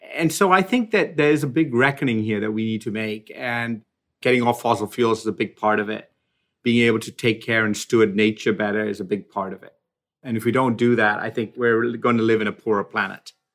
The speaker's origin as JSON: {"language": "English", "country": "Sierra Leone", "tie": "born or raised there", "also_born_or_lived": "Sri Lanka", "moved": "yes", "said": "I was born in Sri Lanka, but when we were about five years old, we moved to Africa. And I really did grow up in the tropical jungle. Like, we were out there, really out there, in a small country called Sierra Leone"}